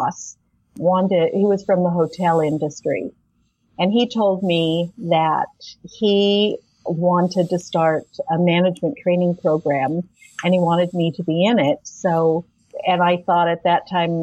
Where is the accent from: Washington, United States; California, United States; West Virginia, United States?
Washington, United States; Spokane; I was from Spokane